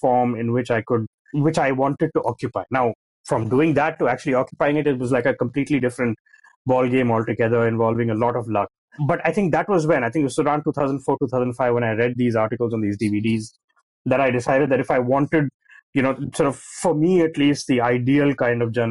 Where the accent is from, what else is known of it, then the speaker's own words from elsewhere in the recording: India; growing up in India in the 90s